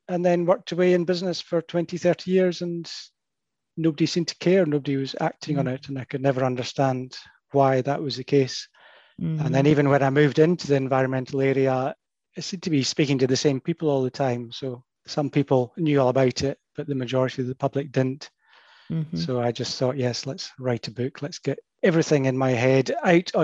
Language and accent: English; Perth, Scotland, United Kingdom; moved away as an adult; also born or lived in Edinburgh / London; I was brought up in Perth in the center of Scotland on the edge of the Highlands